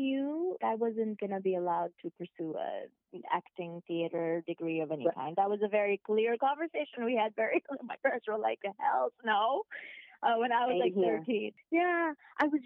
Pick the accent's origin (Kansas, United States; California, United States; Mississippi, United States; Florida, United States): Mississippi, United States; moved away as an adult; also born or lived in Saudi Arabia; now in New York City, United States; When I was younger, we moved to Mississippi.